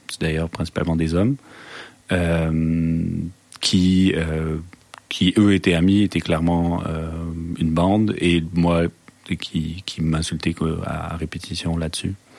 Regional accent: France; moved away; je suis français ou il m'insulte parce que je suis français

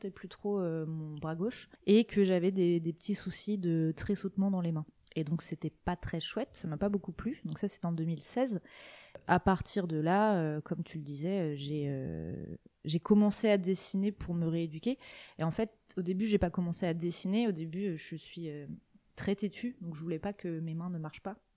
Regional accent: Côtes-d'Armor, Brittany, France; je suis née en Bretagne, euh, dans les Côtes d'Armor, et j'ai vécu toute ma vie en Bretagne qui est un endroit que j'aime beaucoup et que je n'ai pas l'intention de, quitter.

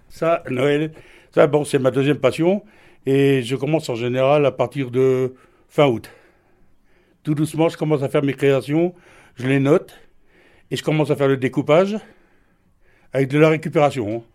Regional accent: Sélestat, Grand Est, France; je suis de Célestat

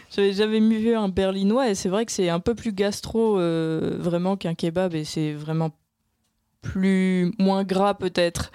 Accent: Caen, Normandy, France; moved away; je viens de Caen

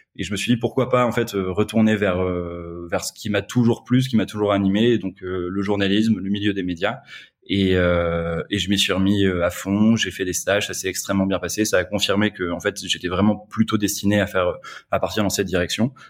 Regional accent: north of France, France; moved away as an adult; now in Paris, France; je suis originaire du, nord de la France

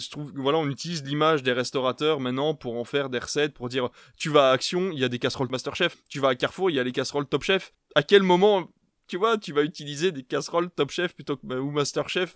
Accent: Belgium; now in France; je viens de Belgique, parce que en Belgique, on est sur des plats euh, un peu plus, voilà, fort en bouche

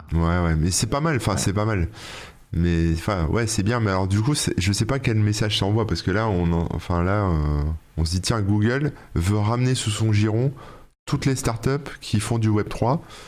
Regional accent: France; nous en tant que Français

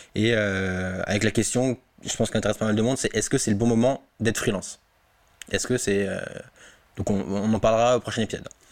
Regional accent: Alsace, Grand Est, France; now in Drancy, France; je suis chez moi, en Alsace, posé chez mes parents

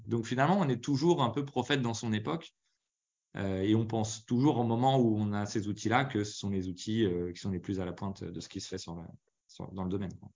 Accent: Paris region, Île-de-France, France; also born or lived in Lyon / Normandy; je suis né à Lyon, après j'ai vécu en Normandie. Ensuite, l'essentiel de mon enfance, c'était quand même en région parisienne. Je suis arrivé quand j'avais 8 ans

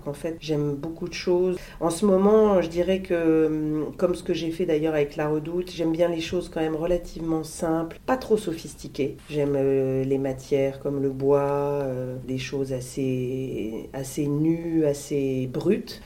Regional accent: Lille, Hauts-de-France, France; moved away as an adult; now in Paris, France; quand j'étais petite, j'adorais venir à Paris, j'habitais Lille

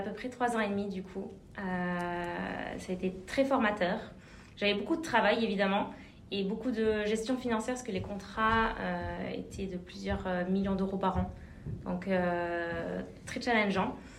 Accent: Clermont-Ferrand, Auvergne-Rhône-Alpes, France; moved away as an adult; also born or lived in Bordeaux; j'ai grandi à Clermont-Ferrand en Auvergne

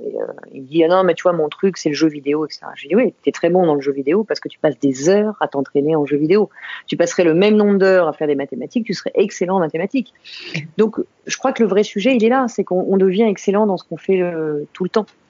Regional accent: Saint-Maurice, Île-de-France, France; Je suis née à Saint-Maurice, euh, tout à côté de, Paris. Euh, et j'ai vécu en banlieue parisienne euh, pendant, pendant des années autour de Paris

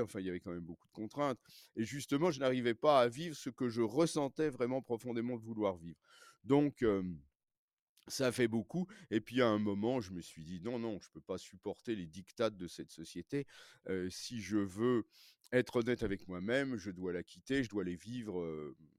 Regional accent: Paris, Île-de-France, France; je suis né à Paris, j'ai grandi à Paris

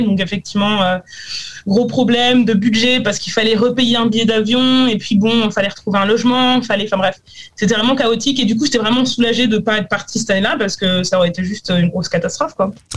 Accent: France; now in New Zealand; je suis française

